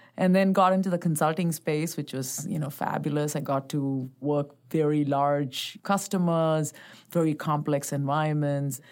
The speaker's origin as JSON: {"language": "English", "town": "Bangalore", "region": "Karnataka", "country": "India", "tie": "born or raised there", "also_born_or_lived": "Chennai", "said": "I was born and raised in India, so I grew up as, uh, born in Bangalore, spent the first ten years of my life there and then, uh, moved to a place called Chennai."}